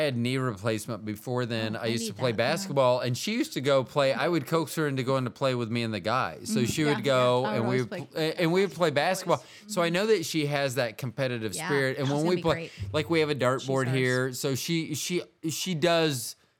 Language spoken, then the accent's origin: English; Iowa, United States; I played street That's tennis growing up in Iowa.